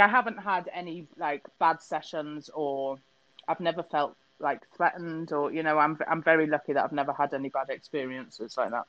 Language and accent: English; Wales, United Kingdom; accent: Wenglish; also born or lived in England; I was born in England, but I've lived in Wales since I was two. So we're what we call Wenglish. Welsh and English.